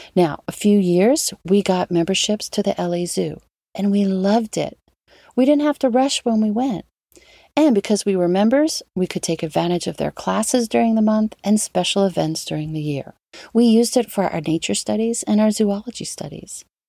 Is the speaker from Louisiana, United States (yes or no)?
yes; New Orleans, Louisiana, United States; New Orleans, my hometown